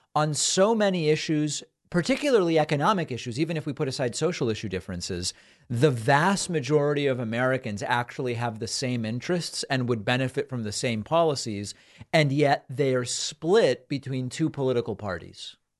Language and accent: English; Argentina; now in United States; I was born in Argentina, moved to the U.S., Hispanic immigrant